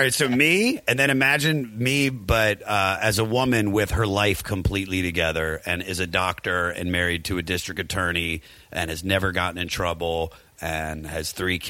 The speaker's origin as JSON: {"language": "English", "region": "Maryland", "country": "United States", "accent": "Maryland", "said": "But just with my Maryland accent."}